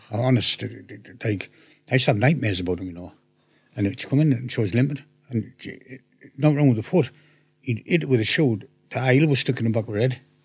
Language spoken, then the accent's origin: English; Hartlepool, North East England, United Kingdom